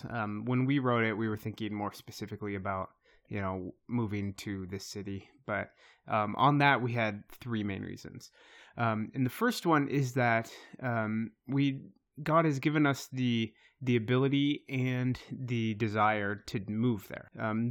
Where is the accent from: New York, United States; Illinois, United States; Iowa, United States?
Iowa, United States; I grew up in Eastern Iowa, but I've lived in this area for a long time.